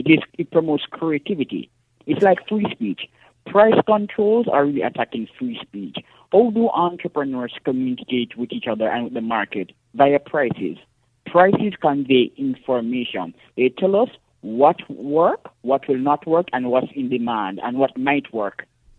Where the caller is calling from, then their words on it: parish of St. Andrew, Saint Andrew, Jamaica; I'm calling from Jamaica in the parish of St. Andrew in the urban area.